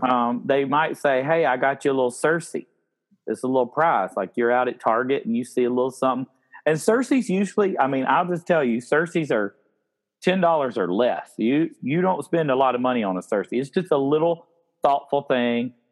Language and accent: English; upstate South Carolina, United States; I growing up in the South